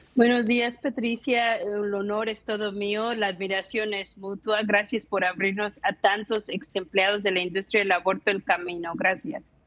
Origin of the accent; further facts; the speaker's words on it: Mexico City, Mexico; yo nací, crecí en la Ciudad de México